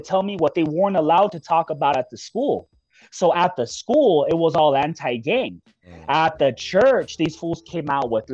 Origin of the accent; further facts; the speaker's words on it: Hawthorne, California, United States; I'm from Hawthorne, everybody was gangbanging back then.